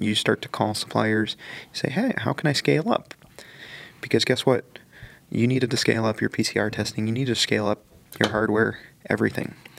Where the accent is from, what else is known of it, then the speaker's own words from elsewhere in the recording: Greenwood, Indiana, United States; I grew up in Greenwood, Indiana